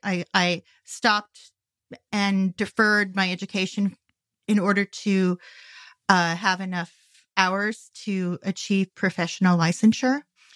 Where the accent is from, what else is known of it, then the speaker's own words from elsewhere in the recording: Los Angeles, California, United States; moved away as an adult; also born or lived in Northeast United States; I grew up in the Santa Monica area of Los Angeles. I went to the University of Southern California